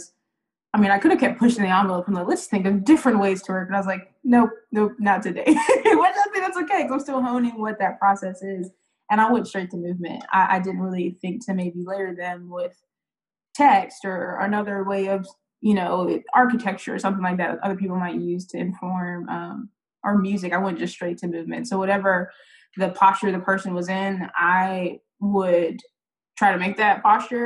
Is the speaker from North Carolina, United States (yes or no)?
yes; Charlotte, North Carolina, United States; I grew up in Charlotte, east side of Charlotte